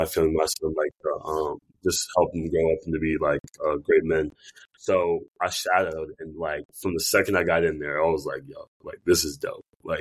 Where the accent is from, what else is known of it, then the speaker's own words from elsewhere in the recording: Cincinnati, Ohio, United States; I'm from Cincinnati, Ohio, born and raised.